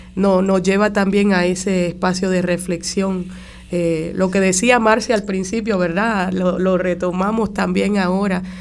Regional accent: Caguas, Puerto Rico; yo soy del barrio de San Salvador de Cagua

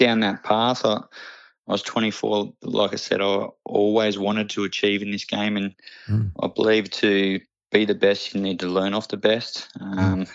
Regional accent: Muswellbrook, New South Wales, Australia; We grew up in Musselbrook, so you had the mines around there

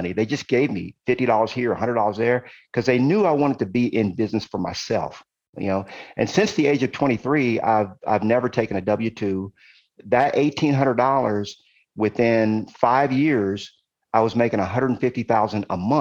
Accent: Compton, California, United States; also born or lived in Brooklyn, New York / Ohio; we ended up moving to California. Why? Because my uncle was in California and my mom wanted to be close to her brother. And so my mom found the cheapest place she could find in California. It was a tiny little city in Los Angeles called Compton

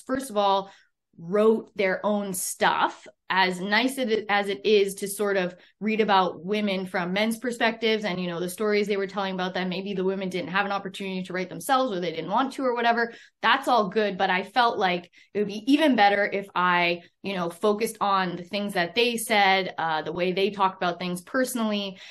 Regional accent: Canada; I'm a Canadian

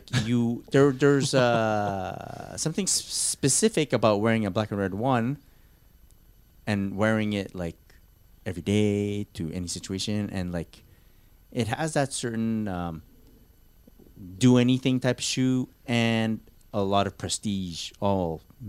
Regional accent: Canada; Fine. We're Canadian.

